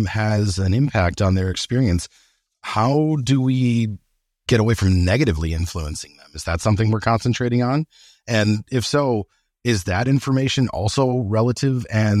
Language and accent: English; Massachusetts, United States; Got it. Fellow New Englander. I'm from Massachusetts originally.